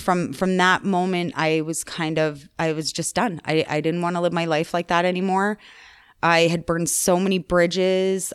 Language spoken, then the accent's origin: English; Calgary, Alberta, Canada; also born or lived in Chestermere; I grew up in Calgary in the Northeast, Marble Park